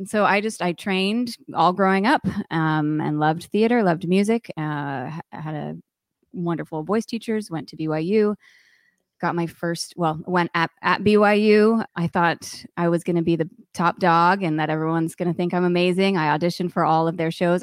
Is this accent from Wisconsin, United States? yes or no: no; Connecticut, United States; moved away; also born or lived in Provo, Utah / New York City; I grew up in Connecticut